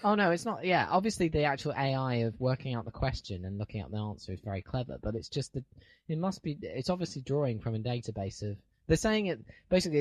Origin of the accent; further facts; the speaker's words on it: United Kingdom; being British